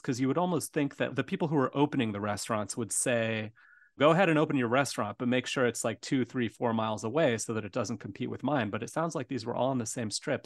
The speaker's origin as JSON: {"language": "English", "town": "Tucson", "region": "Arizona", "country": "United States", "tie": "born or raised there", "moved": "yes", "lives_now": "Chicago, United States", "said": "growing up in Tucson"}